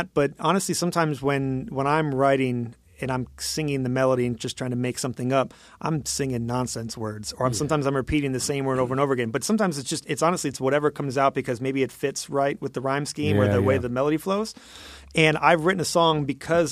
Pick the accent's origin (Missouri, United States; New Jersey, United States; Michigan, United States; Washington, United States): Michigan, United States; I grew up in Michigan, so I went to Michigan State